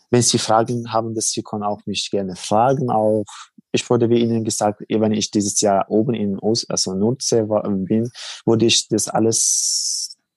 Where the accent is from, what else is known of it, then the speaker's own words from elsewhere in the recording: Helmand, Afghanistan; German is a second language; now in Germany; Also ich bin, also ich war im Helmund äh, bei meinem Heimatland im Krieg ehrenamtlich ja.